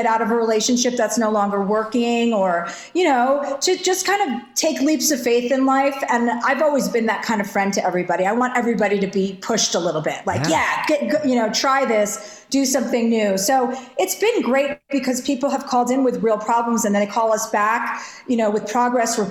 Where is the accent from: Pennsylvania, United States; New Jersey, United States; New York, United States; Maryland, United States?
New Jersey, United States; I'm from New Jersey.